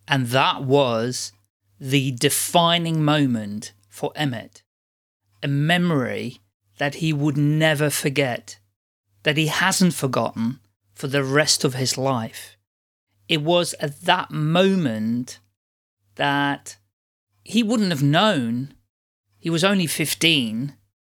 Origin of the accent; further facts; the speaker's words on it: Netherlands; moved away; also born or lived in United Kingdom / Ireland; originally I'm from the Netherlands